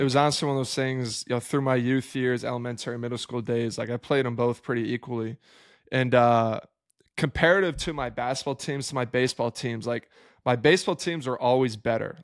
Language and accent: English; Albany, New York, United States; moved away as an adult; also born or lived in Maryland / Atlanta / Sacramento; I grew up in upstate New York